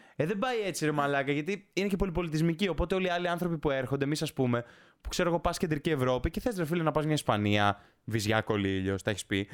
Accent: Greece; η φύση μας σαν Έλληνες

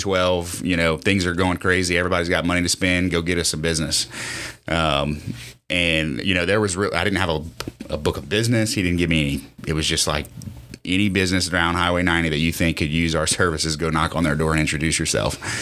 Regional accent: Lafayette, United States; born and raised in Lafayette. Um, I, uh, went to Lafayette High

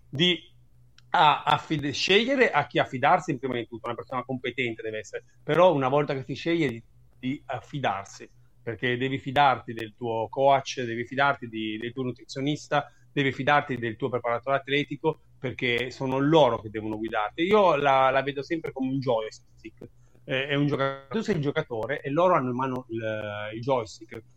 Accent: Loano, Liguria, Italy; also born or lived in Naples; io sono di Napoli, originario di Napoli, fiero, però comunque sono cresciuto in Liguria, in un paesino di 12.000 persone come a Loano

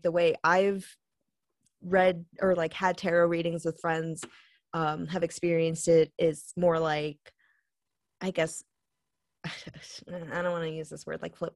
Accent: Long Island, New York, United States; we're from Long Island

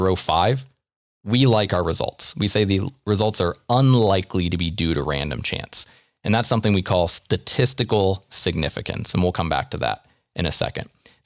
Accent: United States; we're American.

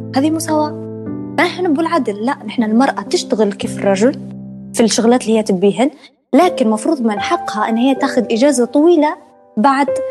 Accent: Benghazi, Cyrenaica, Libya; moved away as an adult; now in Tripoli, Libya; انا اصلا من بنغازي وانا في بنغازي

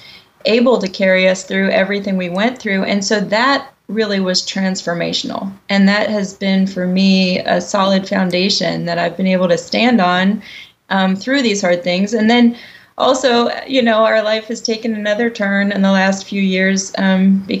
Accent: Columbus, Ohio, United States; also born or lived in New York; When I moved back to my hometown, which is Columbus, Ohio, it was to teach opera at a university here

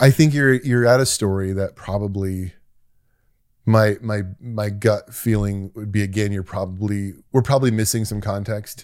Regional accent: United States; being an American

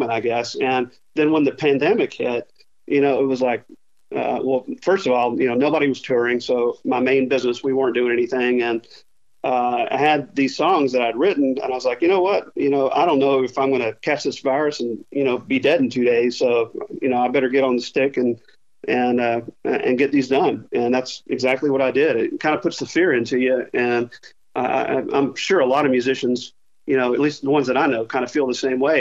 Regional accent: Arkansas, United States; also born or lived in Charlotte, North Carolina; I spent the first 4 or 5 years in Charlotte, then ended up in Little Rock and Fayetteville in Arkansas.

